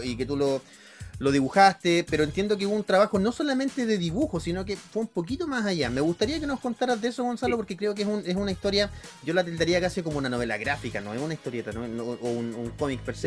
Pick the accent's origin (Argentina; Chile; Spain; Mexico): Chile; Santiago, Santiago Metropolitan Region; yo, yo crecí ahí en Barrio San Diego, en Santiago